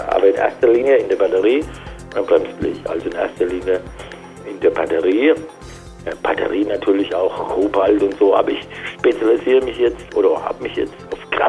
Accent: Frankfurt, Hesse, Germany; ich komme aus Frankfurt, seit 31 Jahren tätig an der Börse, kann man sagen.

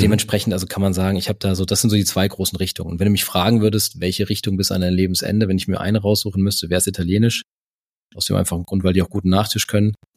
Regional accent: Karben, Hesse, Germany; now in Stuttgart, Germany; aufgewachsen bin ich bei Frankfurt, also ein Stück nördlich von Frankfurt, so 20 Kilometer nördlich in, in Karben

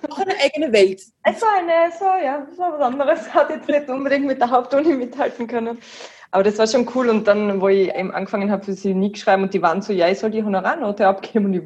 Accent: Wattens, Tyrol, Austria; wir sind aus Wattens, also meine Mom und mein Bruder wohnen auch in Wattens noch.

